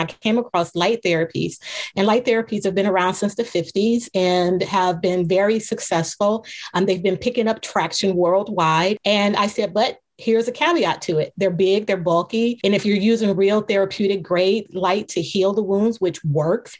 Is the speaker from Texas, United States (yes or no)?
no; Cleveland, Ohio, United States; I am from Cleveland, Ohio